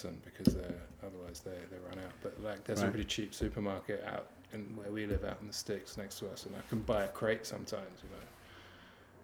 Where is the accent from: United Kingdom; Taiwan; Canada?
United Kingdom; now in Belgium; being a Brit, being on the mainland